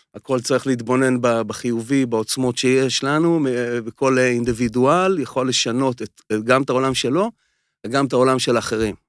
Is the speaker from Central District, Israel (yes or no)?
yes; Nir Tsvi, Central District, Israel; אני ממושב ניר צבי